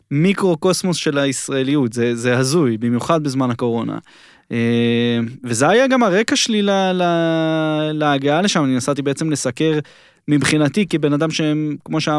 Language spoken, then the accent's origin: Hebrew; Israel; אני בא מישראל, שהסיפור הזה, זה מכתיב את הסדר יום פה